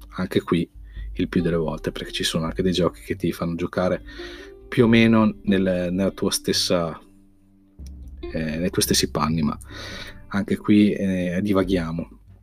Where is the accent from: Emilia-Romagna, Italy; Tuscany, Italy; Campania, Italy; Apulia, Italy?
Emilia-Romagna, Italy; Modena; sono di Modena